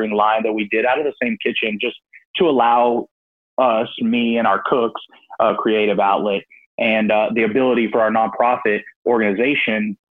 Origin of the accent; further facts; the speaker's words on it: Northern Texas Panhandle, United States; moved away as an adult; I moved back to where I grew up in the Northern Texas Panhandle